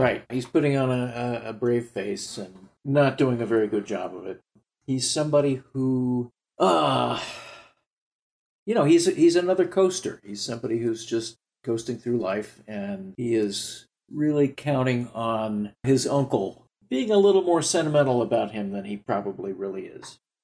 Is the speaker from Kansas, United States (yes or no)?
yes; Wichita, Kansas, United States; also born or lived in Ventura, California / Paris; now in Saint Louis, United States; Wichita, my hometown